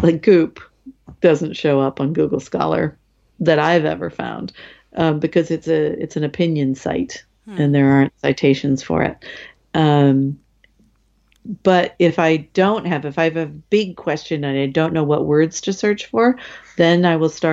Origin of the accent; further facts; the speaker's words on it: United States; as an American